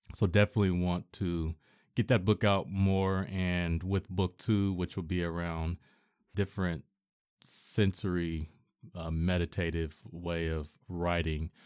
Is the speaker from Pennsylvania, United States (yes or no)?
no; Portland, Oregon, United States; Born and raised in Portland, Oregon